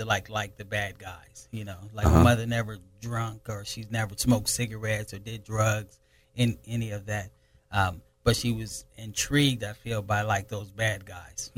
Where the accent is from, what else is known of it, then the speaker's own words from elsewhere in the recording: Pomona, California, United States; also born or lived in Lynwood, California; I was just raised out here, actually in the Pomona area